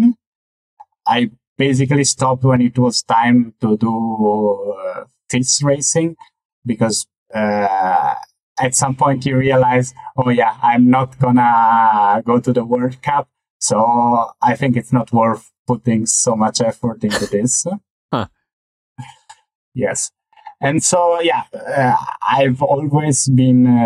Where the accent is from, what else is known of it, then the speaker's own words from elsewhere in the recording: Venice, Veneto, Italy; now in Zurich, Switzerland; I grew up in Mestre, which is just on the mainland of Venice.